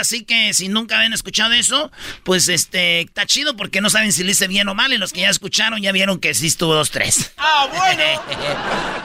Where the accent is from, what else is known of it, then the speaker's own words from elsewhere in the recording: Michoacán, Mexico; Yo soy, pues, de Michoacán